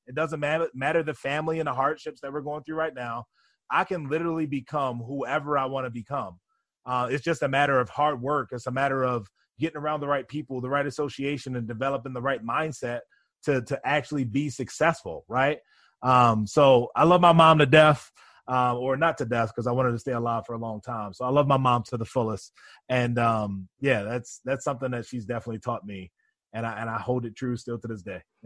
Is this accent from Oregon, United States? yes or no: no; Baltimore, Maryland, United States; now in New York, United States; I grew up in Baltimore, Maryland, in a single parent household.